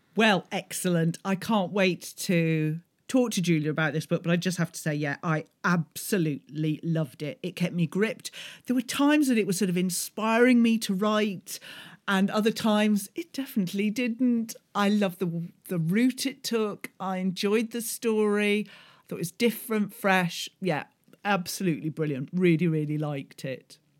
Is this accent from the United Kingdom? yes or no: yes; United Kingdom; being British